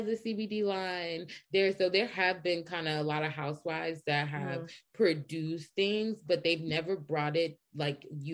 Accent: Atlanta, Georgia, United States; I'm from Atlanta too.

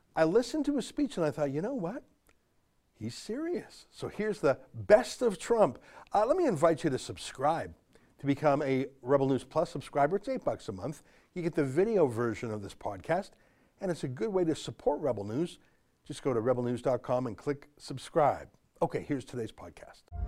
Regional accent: Canada; as a Canadian, obviously, I feel that Canada is the best country

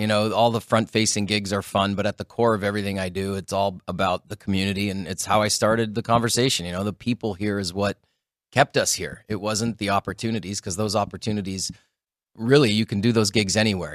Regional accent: Sault Ste. Marie, Ontario, Canada; now in Las Vegas, United States; the Sault Ste. Marie Greyhounds. They're in my hometown

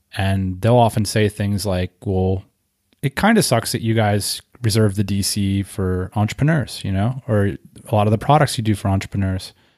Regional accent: Northeast, United States; moved away as an adult; also born or lived in Southeast (US) / West Coast (US); I grew up in the Northeast

